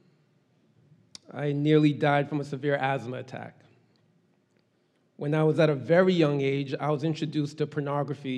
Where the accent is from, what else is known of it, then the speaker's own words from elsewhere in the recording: Boston, Massachusetts, United States; first language Haitian Creole and English; also born or lived in Brockton / Haiti (parents); I was born and raised in Boston